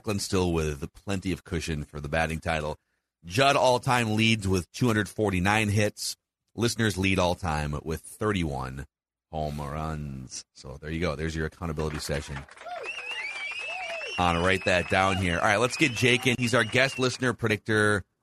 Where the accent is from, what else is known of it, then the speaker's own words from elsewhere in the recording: Boston, Massachusetts, United States; I'm from Boston.